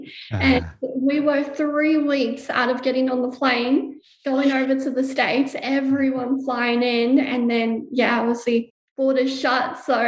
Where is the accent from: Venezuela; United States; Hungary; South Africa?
South Africa; now in Gold Coast, Australia; We immigrated from South Africa to Australia, just the four of us. So there's only four of us here in Australia on the Gold Coast, and we're very, very tight-knit.